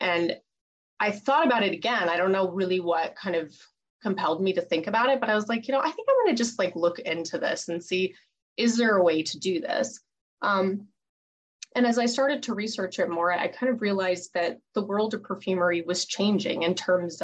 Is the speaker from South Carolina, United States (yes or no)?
no; Colorado Springs, Colorado, United States; I grew up in Colorado Springs